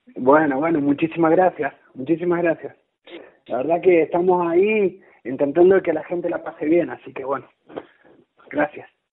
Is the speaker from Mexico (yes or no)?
no; Rivadavia, Argentina; yo soy de Rivadavia